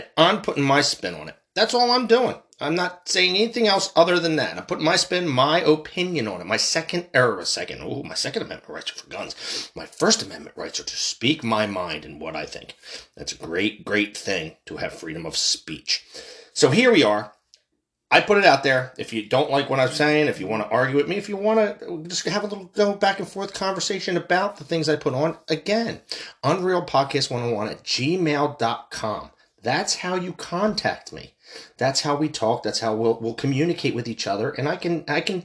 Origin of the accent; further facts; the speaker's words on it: United States; I'm American. I'm from this country. I was born and raised here in an American hospital.